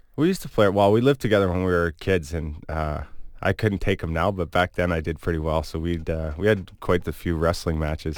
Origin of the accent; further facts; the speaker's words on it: Cayuga, Ontario, Canada; also born or lived in Hamilton, Ontario / Sault Ste. Marie, Ontario; I'm from Cayuga, but then, you know, a lot of my family was in Hamilton, so I'd stay the summers there